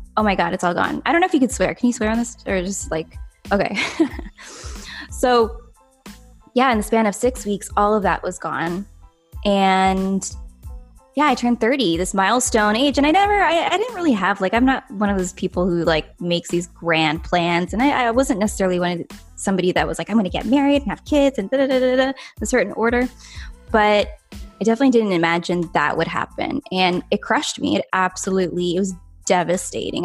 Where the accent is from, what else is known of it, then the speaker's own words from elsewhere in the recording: Canada; I'm from Canada